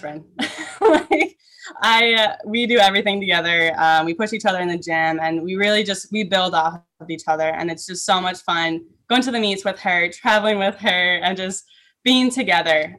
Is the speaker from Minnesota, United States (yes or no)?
yes; Minnesota, United States; I grew up in Minnesota